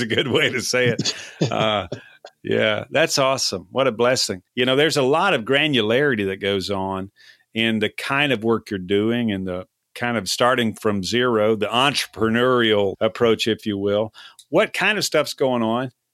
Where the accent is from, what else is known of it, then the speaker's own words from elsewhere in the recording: Texas, United States; us Texans